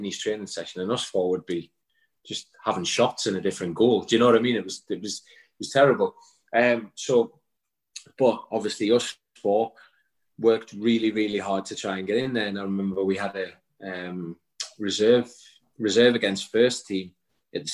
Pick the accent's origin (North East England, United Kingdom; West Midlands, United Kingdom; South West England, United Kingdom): North East England, United Kingdom; Newcastle upon Tyne; I was from Newcastle, and I am a Newcastle fan